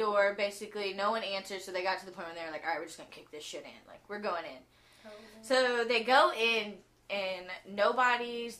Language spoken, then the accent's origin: English; Houston, Texas, United States; Houston right here in our hometown